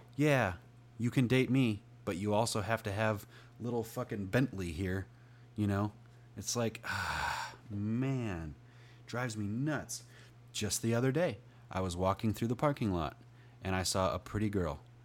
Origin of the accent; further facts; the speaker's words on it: United States; I'm from America